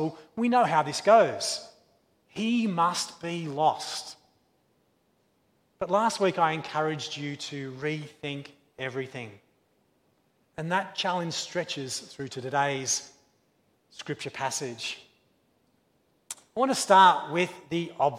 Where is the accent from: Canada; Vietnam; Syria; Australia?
Australia; As an Australian child